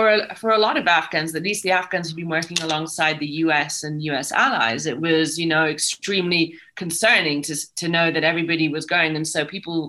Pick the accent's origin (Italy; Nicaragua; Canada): Italy; Rome, Lazio; moved away as an adult; coming as I did from Italy, I came from Rome, a very boring place to grow up